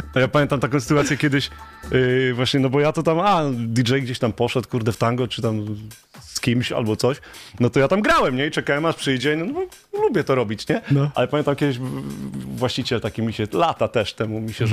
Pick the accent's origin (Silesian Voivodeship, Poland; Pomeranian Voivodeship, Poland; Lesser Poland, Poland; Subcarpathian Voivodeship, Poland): Silesian Voivodeship, Poland; Pyskowice; grałem tylko u siebie w Pyskowicach, w dyskotekach